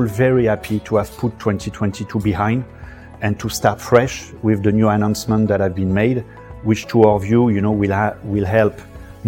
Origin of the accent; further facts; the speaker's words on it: France; moved away as an adult; now in Shanghai, China; I come from France. I've been in China and Shanghai, especially